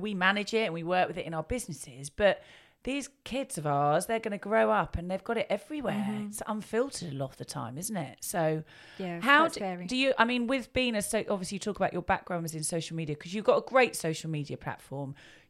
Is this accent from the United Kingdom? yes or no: yes; Tunbridge Wells, South East England, United Kingdom; I mean, I was born in Tunbridge Wells, been here my whole life